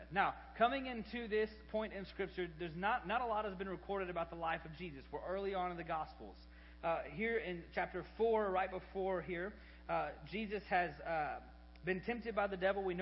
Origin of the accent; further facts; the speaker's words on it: Arlington, Texas, United States; born there; 33 years ago, I was born in Arlington, Texas, right off of I 20.